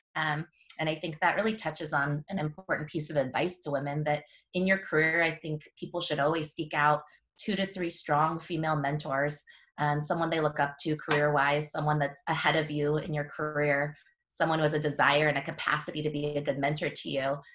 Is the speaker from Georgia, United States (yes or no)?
no; Washington, United States; also born or lived in Korea; I'm a local I grew up in Washington